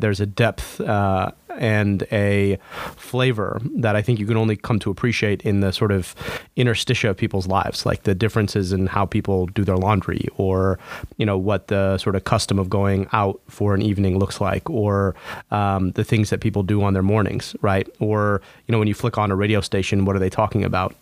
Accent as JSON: {"language": "English", "area": "Oakland County", "region": "Michigan", "country": "United States", "tie": "born or raised there", "also_born_or_lived": "United Kingdom", "said": "born and raised in Oakland County"}